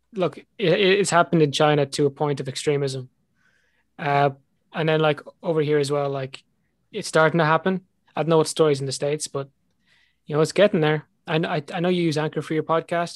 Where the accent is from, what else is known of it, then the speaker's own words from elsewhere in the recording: Ireland; accent: Irish; my Irish accent